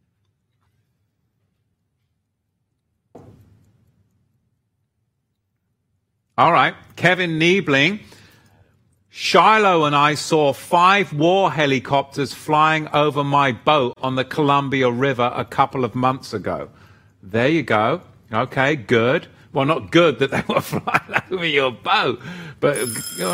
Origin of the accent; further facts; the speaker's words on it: England, United Kingdom; I'm white and I'm from England